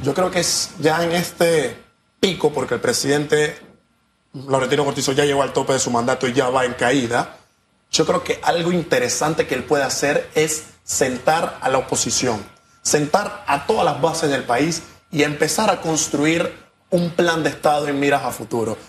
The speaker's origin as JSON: {"language": "Spanish", "country": "Panama", "said": "Nosotros los panameños"}